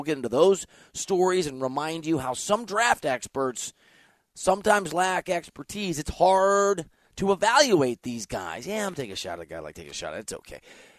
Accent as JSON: {"language": "English", "region": "Iowa", "country": "United States", "tie": "born or raised there", "said": "growing up in Iowa"}